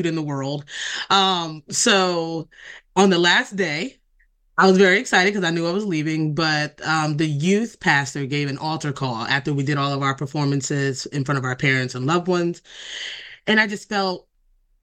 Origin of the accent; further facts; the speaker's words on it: Delaware, United States; I've been born and raised in Delaware all of my life